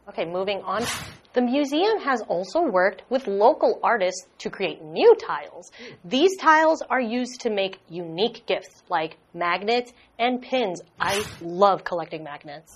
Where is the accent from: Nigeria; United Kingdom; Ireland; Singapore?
Singapore; I come from Singapore